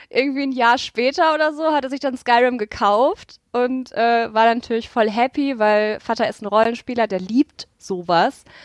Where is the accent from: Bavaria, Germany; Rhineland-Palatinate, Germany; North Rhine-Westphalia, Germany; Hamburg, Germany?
North Rhine-Westphalia, Germany; Ich komme aus NRW, ich habe keine Berge oder dichten Nadelwälder